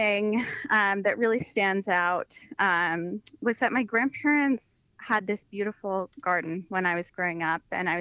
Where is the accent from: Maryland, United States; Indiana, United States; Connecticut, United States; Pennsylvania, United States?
Pennsylvania, United States; near Punxsutawney, Western; now in Washington, D.C. metro area, United States; where I grew up is actually pretty different from here where I'm calling in from. So it's a rural part of Western PA, northeast of Pittsburgh